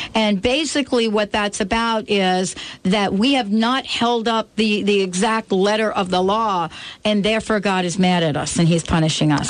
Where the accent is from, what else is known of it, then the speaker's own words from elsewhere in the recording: New York, United States; I grew up in New York